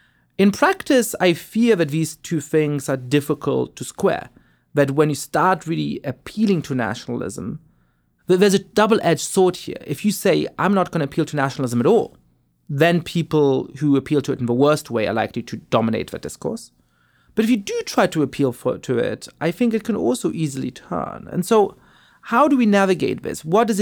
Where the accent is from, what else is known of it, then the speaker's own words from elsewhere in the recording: Germany; I grew up in Germany, born to Polish parents. I was Jewish, which made it complicated in various ways whether I belonged in Germany.